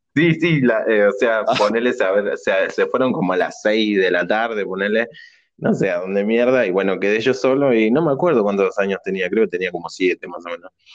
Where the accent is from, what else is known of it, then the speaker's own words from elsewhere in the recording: Argentina; somos argentinos y pobres